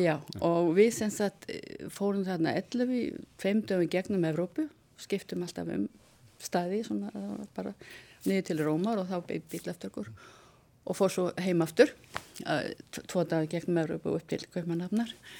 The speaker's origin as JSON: {"language": "Icelandic", "town": "Vestmannaeyjar", "region": "Southern Region", "country": "Iceland", "tie": "born or raised there", "said": "ég fættu upp alveg í Vestmannum"}